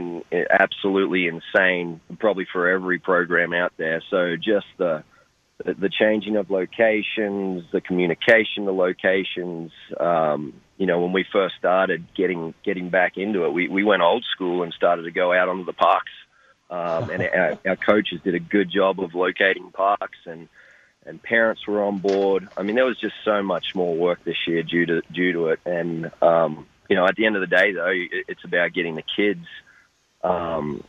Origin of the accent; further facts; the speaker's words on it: Australia; moved away as an adult; now in United States; I was growing up in Australia